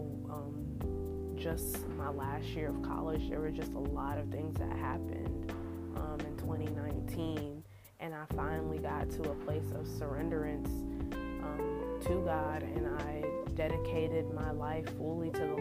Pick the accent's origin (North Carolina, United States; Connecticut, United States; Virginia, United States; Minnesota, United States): North Carolina, United States; Raleigh; I am from Raleigh, North Carolina, born and raised.